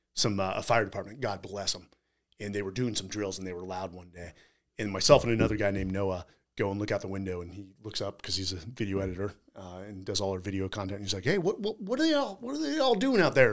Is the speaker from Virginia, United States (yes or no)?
no; San Francisco, California, United States; now in Austin, United States; I'm from California